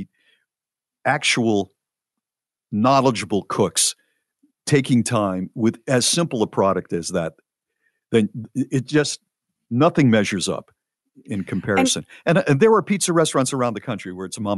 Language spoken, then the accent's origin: English; New Haven, Connecticut, United States; moved away; also born or lived in Charlotte, North Carolina; I am from New Haven, Connecticut originally